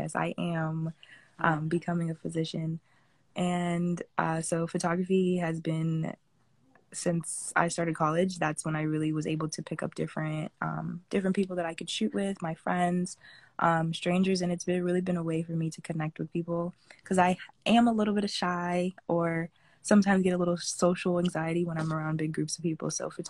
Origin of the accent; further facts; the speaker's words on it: Fort Lauderdale, Florida, United States; So I was born in Florida, and I've been in Florida ever since, specifically from Fort Lauderdale, Florida.